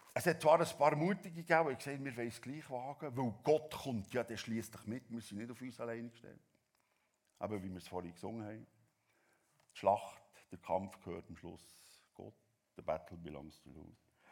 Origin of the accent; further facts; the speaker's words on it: Switzerland; als Schweizer